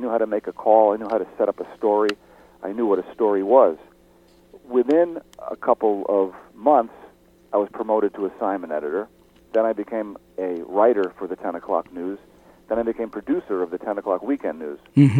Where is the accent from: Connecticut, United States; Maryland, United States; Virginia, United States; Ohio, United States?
Connecticut, United States; moved away as an adult; also born or lived in New York City; It was about 60 miles outside of New York where I grew up. I was born in New York City, grew up in Connecticut.